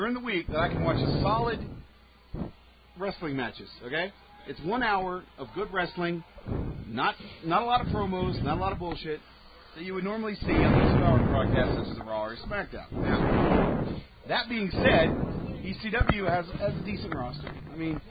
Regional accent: Oklahoma, United States; moved away as an adult; now in Calgary, Canada; I'm American

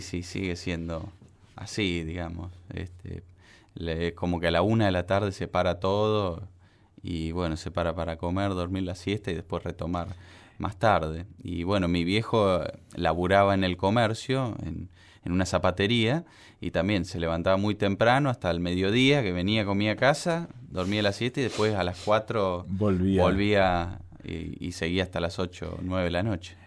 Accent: Santa Fe, Argentina; moved away; mi infancia fue allá en Santa Fe, este, Ciudad Cordial

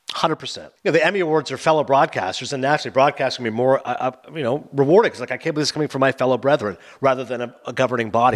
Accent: Toronto, Ontario, Canada; Toronto, my hometown

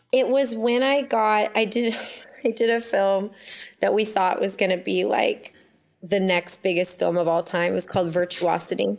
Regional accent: Ojai, California, United States; I was born in Ojai, California

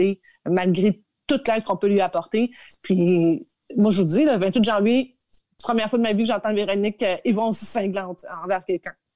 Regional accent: Quebec, Canada; chez nous au Québec

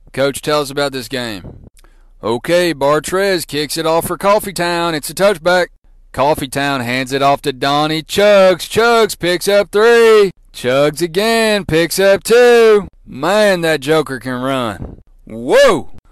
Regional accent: Gwinnett County, Georgia, United States; also born or lived in Savannah, Georgia / Macon, Georgia; growing up in Gwinnett County, which is right outside of Atlanta

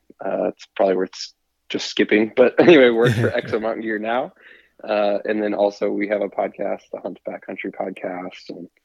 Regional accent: Missouri, United States; I grew up, born and raised in the Midwest in Missouri, and then, you know, did only big game hunting was just whitetail there in Missouri

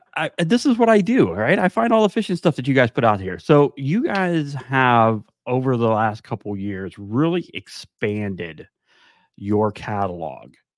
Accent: South Florida, United States; now in North Carolina, United States; I'm from South Florida

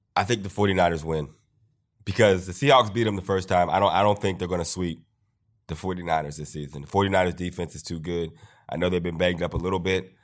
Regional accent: Steeler country, Pennsylvania, United States; growing up in Steeler country

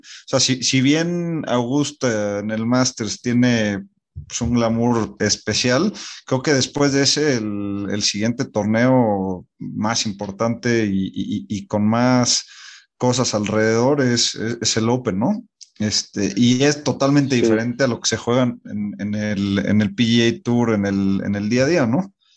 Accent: Mexico; no estamos acostumbrados como mexicanos

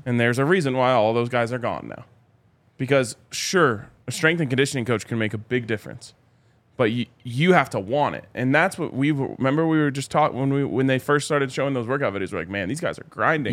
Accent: Colorado, United States; born and raised in Colorado

